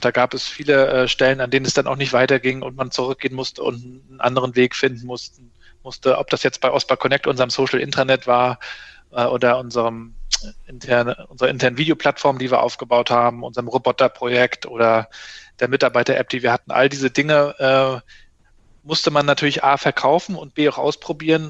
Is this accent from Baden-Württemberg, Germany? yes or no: no; Mecklenburg-Vorpommern, Germany; bei uns in Mecklenburg-Vorpommern